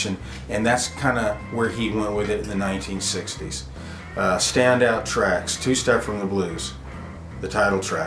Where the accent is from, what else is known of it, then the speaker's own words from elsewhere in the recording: Houston, Texas, United States; out of Houston, Texas, my hometown